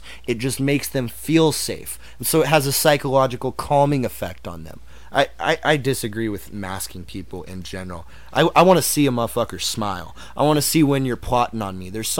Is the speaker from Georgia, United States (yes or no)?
no; Dallas, Texas, United States; when I was growing up in Dallas